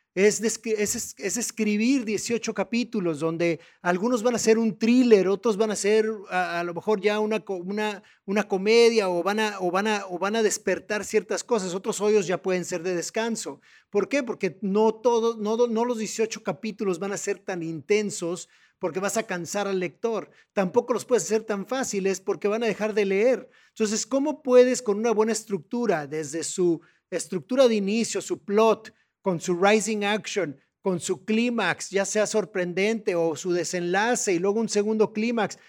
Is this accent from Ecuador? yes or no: no; Mexico; como mexicanos